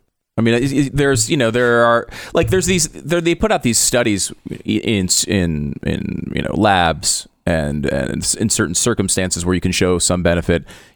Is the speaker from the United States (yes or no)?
no; Canada; I am a Canadian sports celebrity.